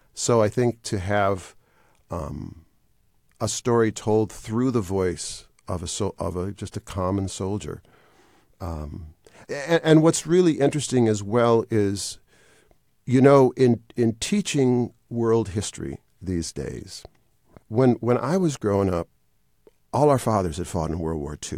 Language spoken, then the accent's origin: English; Wisconsin, United States; moved away as an adult; I was raised in Wisconsin